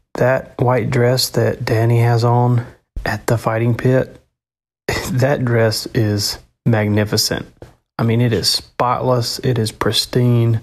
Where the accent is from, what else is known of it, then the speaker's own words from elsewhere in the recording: the South, United States; accent: Southern; my Southern accent coming out